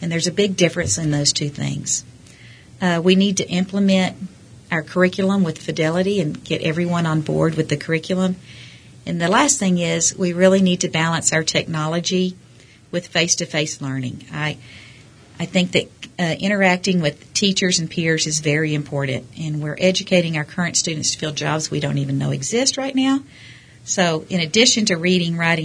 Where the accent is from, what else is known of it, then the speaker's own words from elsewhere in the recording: Abilene, Texas, United States; moved away as an adult; also born or lived in San Antonio, Texas; now in Midland, United States; I'm originally from Abilene, Texas, and I went to college in San Antonio at Trinity University